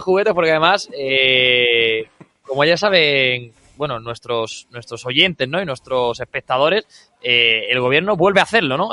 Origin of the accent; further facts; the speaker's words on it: Andalusia, Spain; para mi tierra, para mi Andalucía